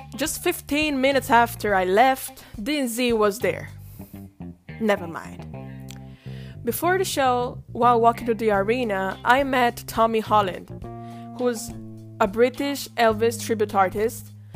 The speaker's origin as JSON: {"language": "English", "country": "Italy", "said": "I come from Italy."}